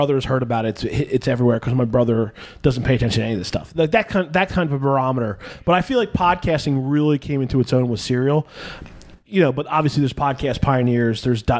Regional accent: Northeast, United States; moved away; I grew up in the East Coast and the Northeast.

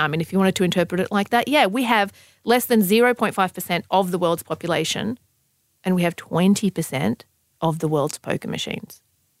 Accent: Sydney, New South Wales, Australia; I mean, I grew up in Southwest Sydney.

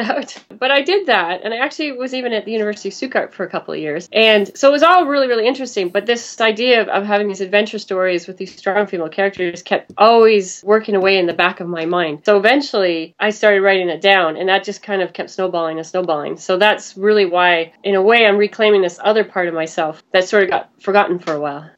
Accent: Vancouver, British Columbia, Canada; moved away as an adult; also born or lived in New York City; I'm from Vancouver, Canada

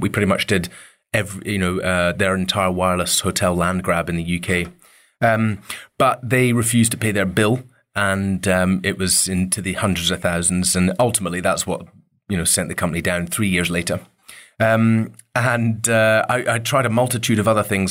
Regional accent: Dervaig, Scotland, United Kingdom; growing up on the Isle of Mull was, you know, it was pretty wild up there

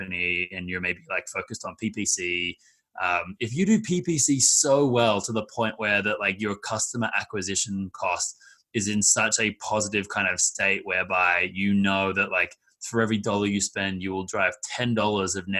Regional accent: Australia; moved away; my background is I'm from Australia

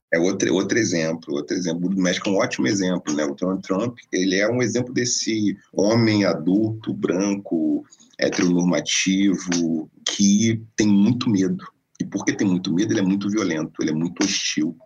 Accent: Rio de Janeiro, Brazil; formação muito tradicional no subúrbio carioca, né, nasceu em Oswaldo Cruz, onde fui criado e gestado e brinquei naquelas

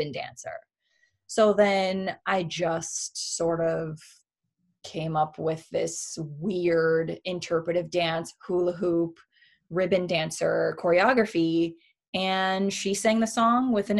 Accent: Miami, Florida, United States; moved away as an adult; now in Los Angeles, United States; growing up in Miami and sort of feeling like an outsider

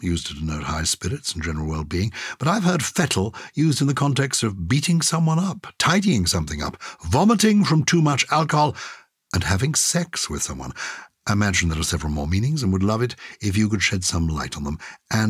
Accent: Edinburgh, Scotland, United Kingdom; I grew up in Edinburgh, but my grandmother, born in 1906, was from Harrogate.

